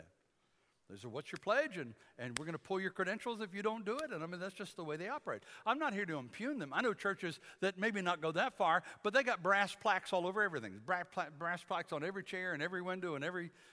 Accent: Detroit, Michigan, United States; I grew up in Detroit

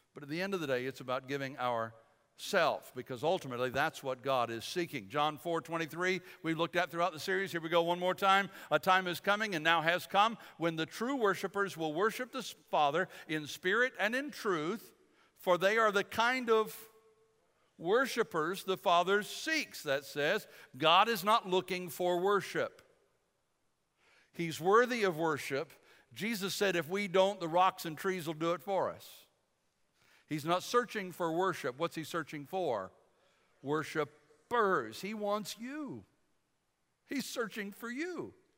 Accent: Detroit, Michigan, United States; When I was a kid growing up in Michigan, we, uh, we used to go to summer camp in Kalamazoo, western side of the state. I was from the Detroit area

